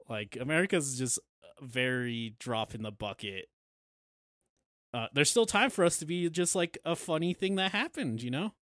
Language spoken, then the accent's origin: English; United States; we're all American